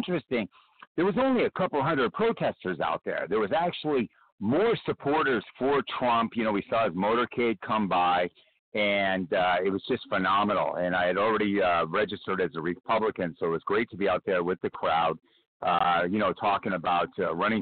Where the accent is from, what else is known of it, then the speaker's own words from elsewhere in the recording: Los Angeles, California, United States; now in San Diego, United States; I grew up in Los Angeles.